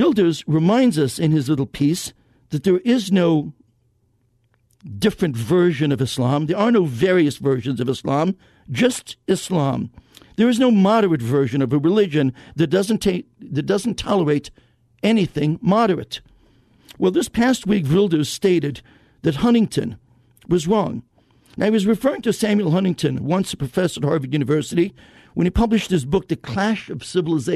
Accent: Israel; I was born in Israel

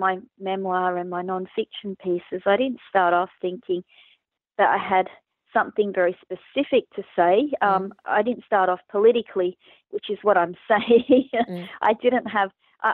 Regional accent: Braybrook, Victoria, Australia; I was growing up in Braybrook

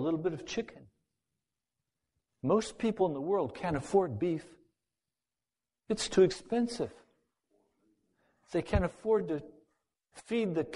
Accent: United States; I'm an American

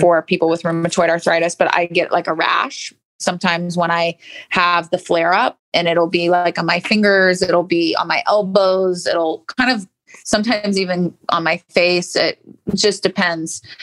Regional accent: St. Petersburg, Florida, United States; also born or lived in Virginia; I grew up in St. Pete, just down the street from IMG Academy

